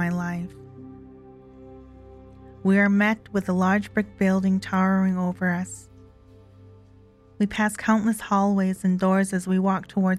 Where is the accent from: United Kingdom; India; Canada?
Canada; Kainai First Nation, Alberta; I am from Ghana, First Nation, Alberta